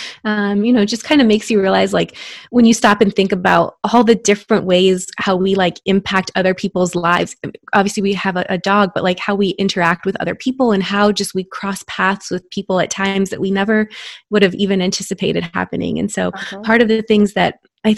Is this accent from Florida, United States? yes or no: yes; Florida, United States; now in Texas, United States; I am a board certified OBGYN in Texas, but I was born and raised in Florida